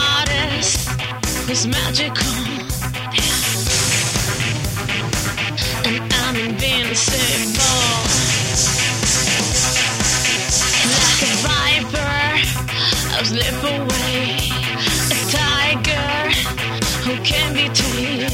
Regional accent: New York City, New York, United States; now in California, United States; I'm from New York originally. I'm a New Yorker. I'm from Brooklyn

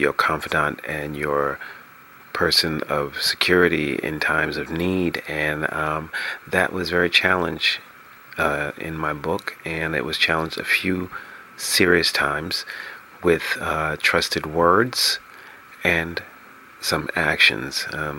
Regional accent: New York City, New York, United States; moved away as an adult; also born or lived in Los Angeles, California; broadcasting from my hometown, New York City

